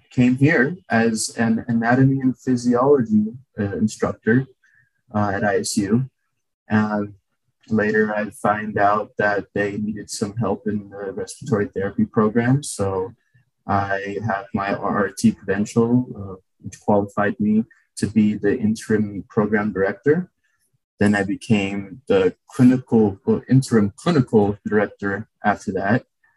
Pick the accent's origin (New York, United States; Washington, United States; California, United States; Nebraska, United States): California, United States; San Diego; moved away as an adult; also born or lived in Ukraine / Salt Lake City, Utah; now in Idaho, United States; I was raised in San Diego, California